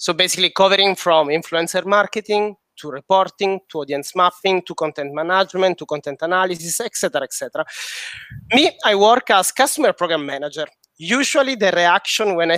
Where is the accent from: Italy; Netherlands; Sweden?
Italy; Sicily; English is a second language; now in Paris, France; I'm Sicilian, but I'm based in Paris